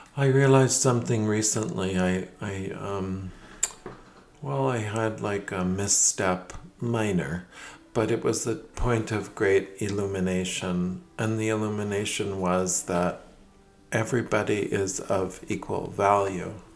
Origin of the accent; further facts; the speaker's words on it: Minneapolis, Minnesota, United States; moved away as an adult; also born or lived in Madrid, Spain / Queens, New York; now in Rhode Island, United States; my whole childhood was in Minneapolis